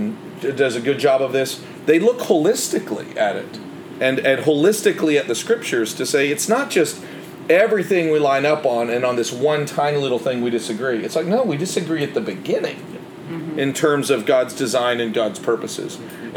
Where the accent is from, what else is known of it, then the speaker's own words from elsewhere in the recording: Canada; Growing up in Canada, it's a very, especially where I grew up, my dad was in the military, so there were a lot of French-speaking families wherever I lived